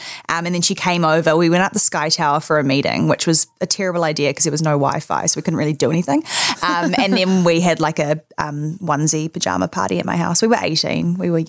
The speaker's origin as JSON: {"language": "English", "region": "Auckland", "country": "New Zealand", "tie": "born or raised there", "also_born_or_lived": "Los Angeles, United States", "moved": "as an adult", "said": "I grew up in Auckland, Remuera, with my family, mum, dad, sister, dog. Went to school in Auckland. And then at the age of 18, I moved to Los Angeles."}